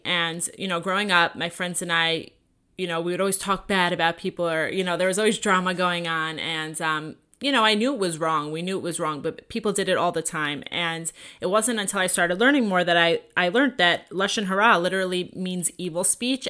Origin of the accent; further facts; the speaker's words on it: Long Island, New York, United States; also born or lived in Five Towns, New York; now in Los Angeles, United States; I grew up in Long Island, New York